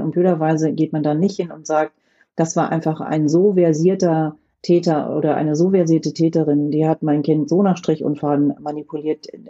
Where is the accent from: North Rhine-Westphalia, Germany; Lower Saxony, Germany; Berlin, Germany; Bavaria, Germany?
Lower Saxony, Germany; rural; ich bin auf dem Land in Niedersachsen groß geworden